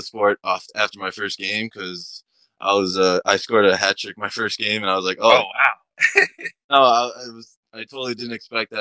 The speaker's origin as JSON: {"language": "English", "town": "Farmingdale", "region": "New York", "country": "United States", "tie": "born or raised there", "also_born_or_lived": "Massapequa Park, New York", "said": "I was born in Massapequa Park, raised pretty much in Farmingdale. I was a Daler, went to high school at Farmingdale, graduated in 2022. And yeah, no, Long Island raised"}